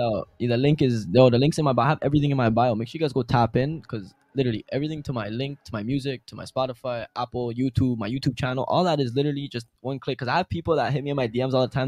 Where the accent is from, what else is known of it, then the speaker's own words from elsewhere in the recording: Toronto, Ontario, Canada; for my hometown